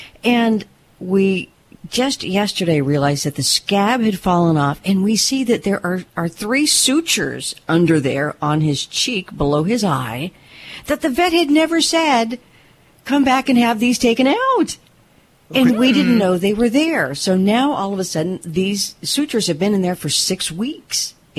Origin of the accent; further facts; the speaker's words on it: California, United States; You can tell I'm from California, can't you?